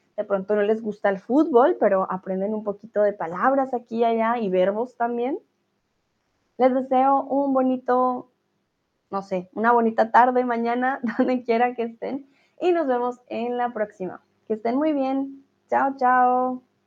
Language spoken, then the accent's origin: Spanish; Colombia; moved away; los colombianos